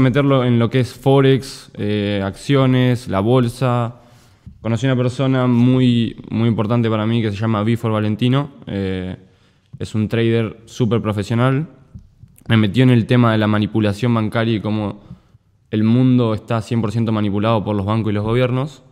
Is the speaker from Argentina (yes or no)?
yes; Necochea, Buenos Aires Province, Argentina; moved away as an adult; now in United States; yo soy de Necochea, no soy de Mar del Plata